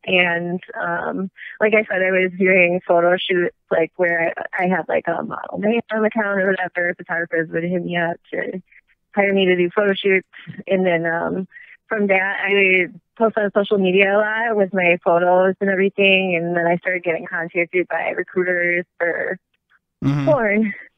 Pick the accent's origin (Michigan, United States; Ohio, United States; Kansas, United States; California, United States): Michigan, United States; Detroit; The Detroit. Michigan area.